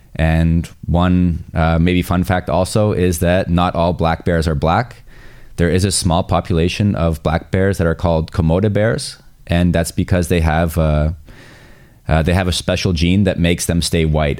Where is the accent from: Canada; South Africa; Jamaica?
Canada; Ontario; born or raised there; moved away as an adult; now in Graz, Austria